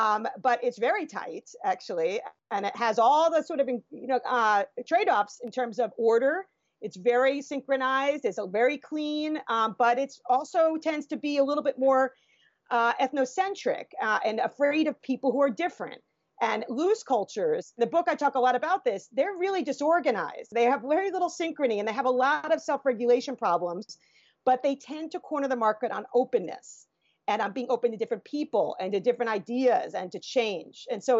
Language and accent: English; United States; as an American, I can judge that very ethnocentrically